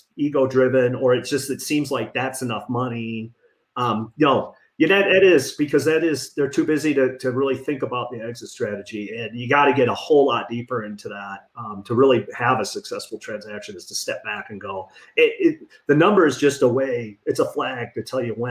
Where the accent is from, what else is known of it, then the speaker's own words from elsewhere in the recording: Detroit, Michigan, United States; moved away; I'm from Detroit originally